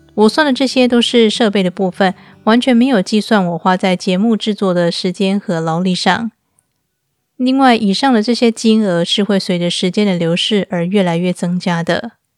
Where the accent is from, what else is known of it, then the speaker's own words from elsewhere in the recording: Taiwan; moved away as an adult; now in Istanbul, Turkey; 我是一个台湾人，在二零一六年的时候，带着我的两只猫咪嫁到土耳其的伊斯坦堡